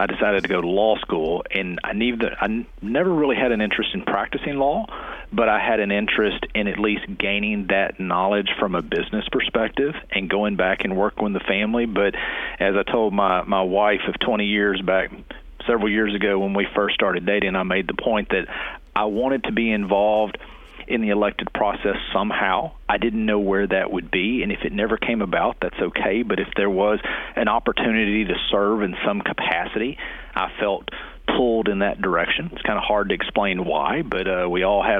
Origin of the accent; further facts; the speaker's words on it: Hockley, Texas, United States; I grew up northwest out of Houston, a little town called Hockley